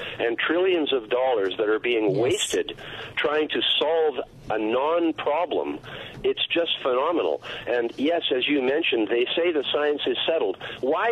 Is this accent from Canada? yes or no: yes; Canada; I'm a Canadian, so I'm not even a U.S. citizen